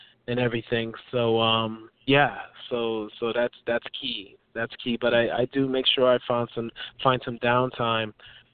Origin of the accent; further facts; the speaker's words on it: New York City, New York, United States; I'm American, born and raised in New York